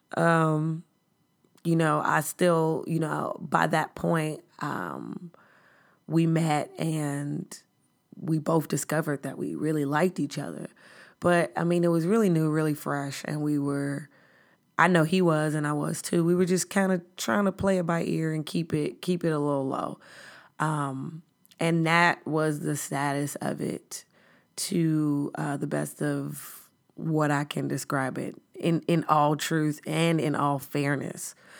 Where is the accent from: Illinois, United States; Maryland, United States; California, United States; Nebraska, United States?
Illinois, United States; Chicago; I'm from the South Side of Chicago